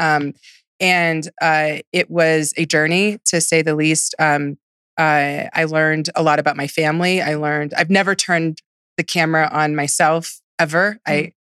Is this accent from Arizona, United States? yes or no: no; Houston, Texas, United States; moved away; I'm from Houston, and I'm actually seventh generation Texan, seventh generation Galveston, Houston.